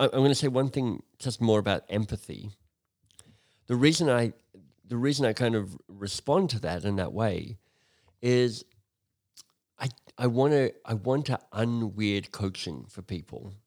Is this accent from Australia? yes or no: yes; Australia; moved away as an adult; I'm Australian originally. Um, I left Australia thirty years ago now